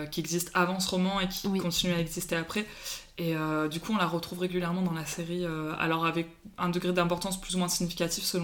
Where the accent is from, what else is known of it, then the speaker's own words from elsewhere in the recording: Paris, Île-de-France, France; Moi, j'ai grandi à Paris